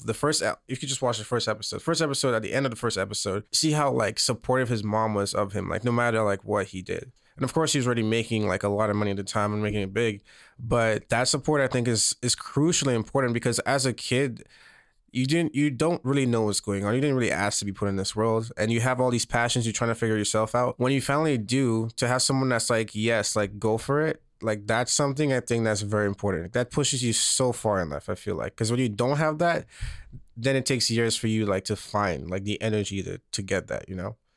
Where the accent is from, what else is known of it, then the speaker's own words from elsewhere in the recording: St. Lucia; moved away as an adult; now in Los Angeles, United States; I was born and raised, um, on this island called Saint Lucia in the middle of the Caribbean.